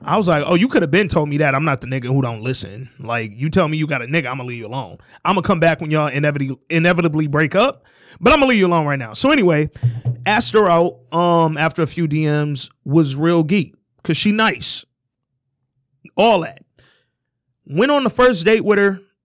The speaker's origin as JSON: {"language": "English", "town": "Detroit", "region": "Michigan", "country": "United States", "said": "we live in Michigan, where the median household income is fifty-two grand, and then specifically, we're from Detroit"}